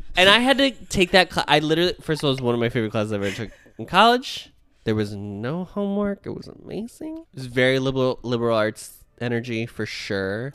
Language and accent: English; United States; I, as an American